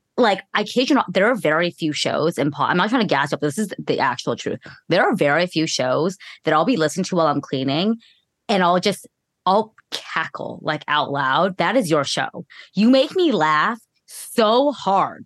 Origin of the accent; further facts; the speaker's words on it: California, United States; I'm from California